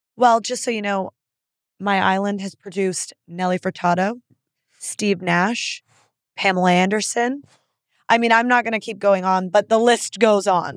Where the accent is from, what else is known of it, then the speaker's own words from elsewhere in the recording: Canada; moved away; being Canadian